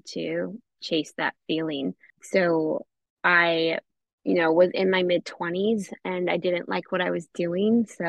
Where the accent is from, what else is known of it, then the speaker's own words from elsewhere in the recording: Northern Minnesota, United States; moved away as an adult; also born or lived in Twin Cities, Minnesota; now in Los Angeles, United States; I am from Northern Minnesota